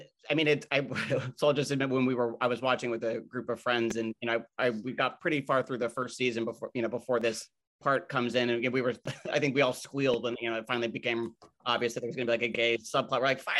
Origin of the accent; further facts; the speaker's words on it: New York, United States; it also being a New Yorker, it's also really fun to just watch this, you know, era of New York.